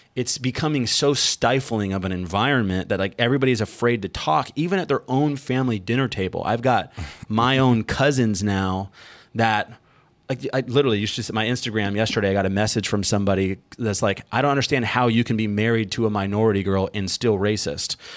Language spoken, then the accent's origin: English; United States; we, as an American tribe of a tribe of immigrants from all over